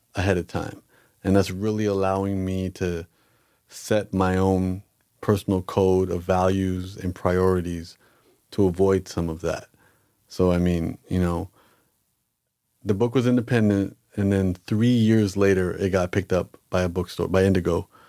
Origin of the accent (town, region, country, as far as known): Canada